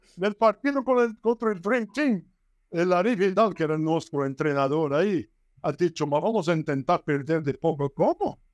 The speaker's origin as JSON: {"language": "Spanish", "country": "Brazil", "second_language": "Spanish", "said": "Yo soy brasileño"}